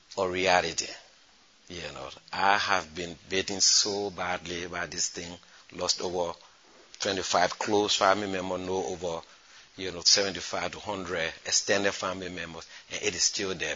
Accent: Foya, Lofa County, Liberia; moved away; also born or lived in Niger; I come from Foya in Liberia.

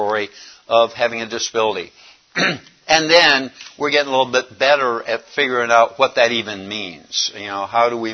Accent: Raleigh, North Carolina, United States; I am from Raleigh, North Carolina

